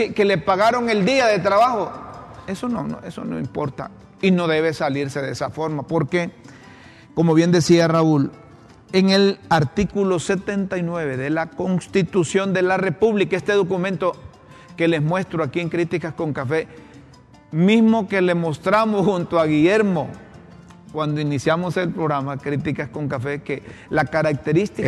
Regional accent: Honduras; como periodistas, como ciudadanos hondureños.

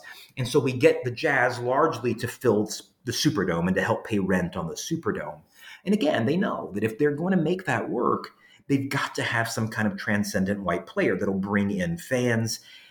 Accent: Louisiana, United States; I grew up in Louisiana, and I grew up being told that Pistol Pete Maravich was part deity.

